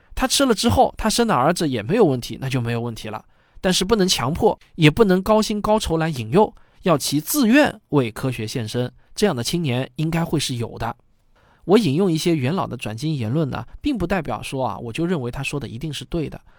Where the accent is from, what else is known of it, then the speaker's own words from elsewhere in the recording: China; 我们中国人